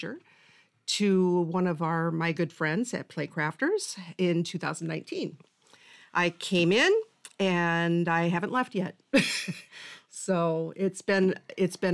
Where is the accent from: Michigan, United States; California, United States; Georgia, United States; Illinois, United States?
Illinois, United States; Moline; I am from Moline.